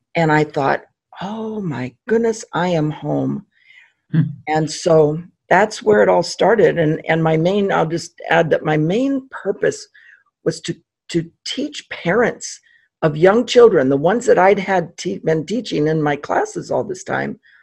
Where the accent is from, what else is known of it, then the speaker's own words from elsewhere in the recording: Pasadena, California, United States; I grew up in Pasadena, California, and have been a native Californian